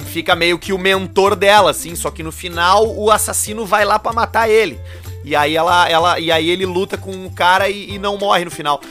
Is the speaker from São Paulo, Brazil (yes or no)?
no; Porto Alegre, Rio Grande do Sul, Brazil; also born or lived in Passo Fundo; sou criado, nasci, fui criado em Porto Alegre, morei durante dois anos em Passo Fundo